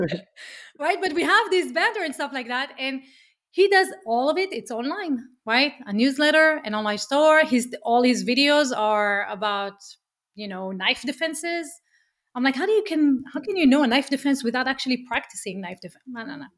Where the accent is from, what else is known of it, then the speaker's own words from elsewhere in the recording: Israel; accent: Israeli; English is a second language; moved away as an adult; as you can hear from my accent, I'm Israeli